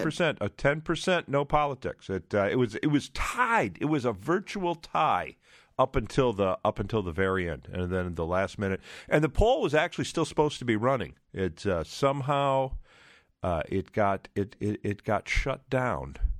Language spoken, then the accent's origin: English; Trenton, Michigan, United States; when I was a kid, I grew up in Trenton, Michigan